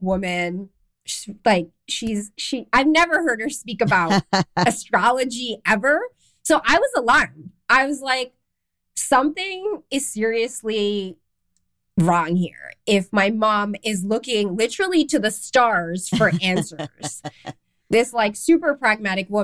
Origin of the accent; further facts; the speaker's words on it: Canada; moved away as an adult; also born or lived in London, England / Amsterdam, Netherlands; I'm Canadian. I grew up in Canada, but I moved to London, England